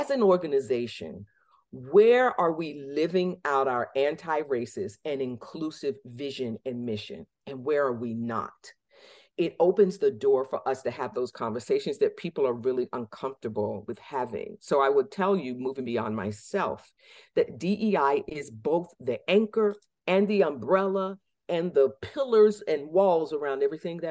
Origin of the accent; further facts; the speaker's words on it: Norfolk, Virginia, United States; moved away as an adult; now in Massachusetts, United States; I was born in Norfolk Community Hospital in 1969